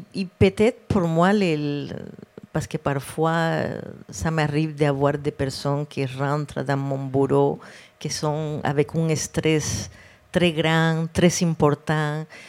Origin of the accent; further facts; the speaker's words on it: Cartagena, Bolívar, Colombia; French is a second language; moved away as an adult; now in Quebec, Canada; j'ai grandi en Colombie, eh, dans une ville près de la mer, Cartagène